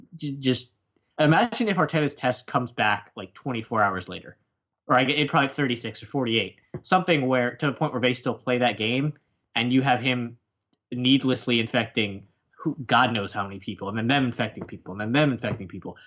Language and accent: English; United States; as an American